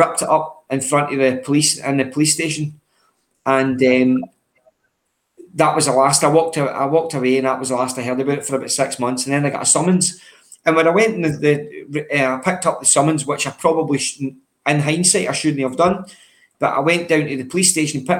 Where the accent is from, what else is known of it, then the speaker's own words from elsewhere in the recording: Cumbernauld, Scotland, United Kingdom; also born or lived in Maryhill, Glasgow; So I grew up in Cumbernauld, originally born in Maryhill, but grew up in Cumbernauld